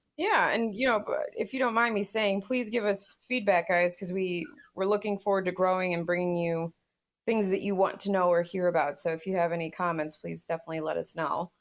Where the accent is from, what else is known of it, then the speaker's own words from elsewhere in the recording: United States; as an American